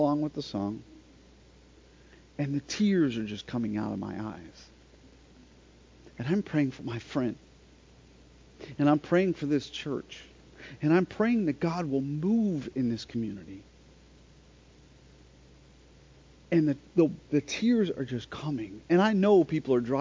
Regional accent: Florida, United States; we're from Florida

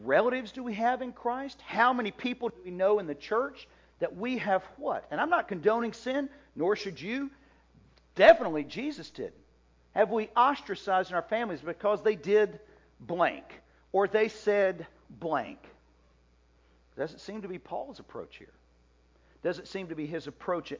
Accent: Oxford, Mississippi, United States; I grew up in Oxford, Mississippi

